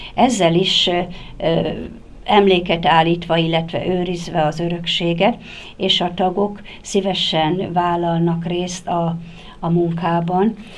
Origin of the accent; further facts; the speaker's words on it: Nyékládháza, Borsod-Abaúj-Zemplén, Hungary; Én így születtem Nyéklátházán, Ebben a templomban kereszteltek meg, itt voltam, így gyakorlom mai napig is a hitemet